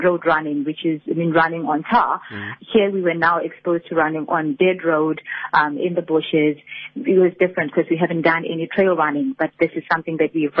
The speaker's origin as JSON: {"language": "English", "town": "Johannesburg", "region": "Gauteng", "country": "South Africa", "moved": "as an adult", "lives_now": "KwaZulu-Natal, South Africa", "said": "I'm not originally from KZN. I'm from Johannesburg, but I have lived here for more than 15 years now."}